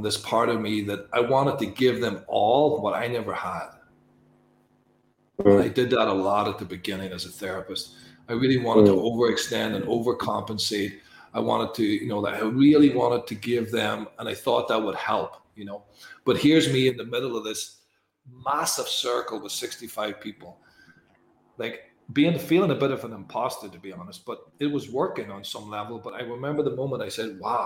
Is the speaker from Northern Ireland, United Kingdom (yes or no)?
yes; Northern Ireland, United Kingdom; I'm from Northern Ireland